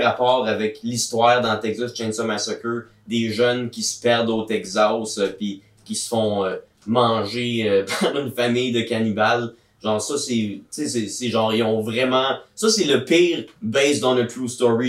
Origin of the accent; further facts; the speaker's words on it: Gatineau, Quebec, Canada; à Gatineau ma ville natale